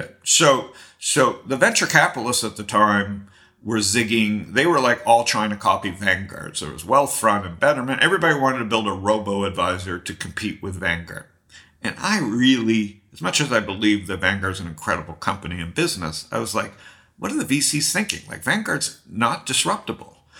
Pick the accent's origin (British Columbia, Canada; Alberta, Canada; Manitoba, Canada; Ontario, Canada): Ontario, Canada; Toronto; I grew up in Toronto and I did stand-up comedy as a kid